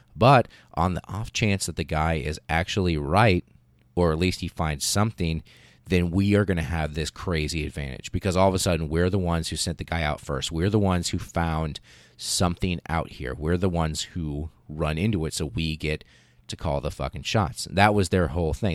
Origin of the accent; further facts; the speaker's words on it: United States; as an American child growing up, um, in the eighties and nineties